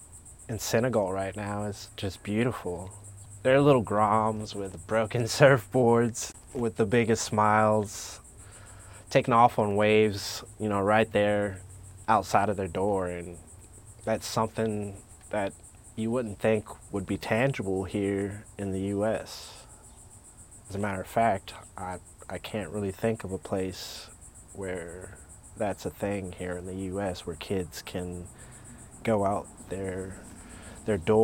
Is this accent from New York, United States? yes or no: no; Norcross, Georgia, United States; moved away as an adult; also born or lived in Canton, Ohio; now in North Carolina, United States; growing up in Georgia